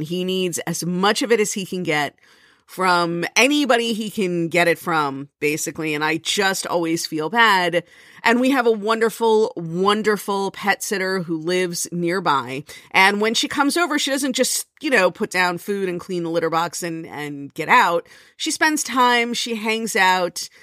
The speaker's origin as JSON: {"language": "English", "region": "Florida", "country": "United States", "moved": "yes", "lives_now": "New Jersey, United States", "said": "I come from Florida"}